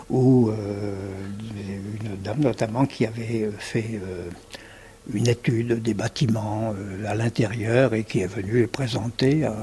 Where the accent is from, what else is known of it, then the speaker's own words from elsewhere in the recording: Paris, Île-de-France, France; Je viens de Paris.